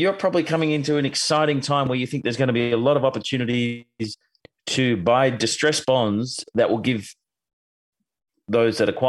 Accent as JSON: {"language": "English", "country": "Australia", "said": "as Australian"}